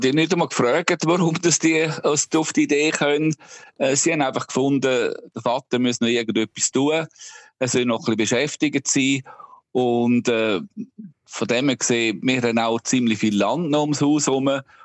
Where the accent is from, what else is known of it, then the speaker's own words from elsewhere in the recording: Obertoggenburg, St. Gallen, Switzerland; moved away as an adult; now in Ireland; ich bin selber auf einem Bauernhof aufgewachsen im Obertoggenburg